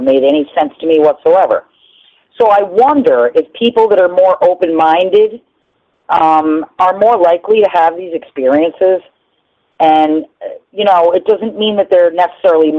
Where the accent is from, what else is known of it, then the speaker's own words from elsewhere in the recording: New Rochelle, New York, United States; I lived on Shore Road in New Rochelle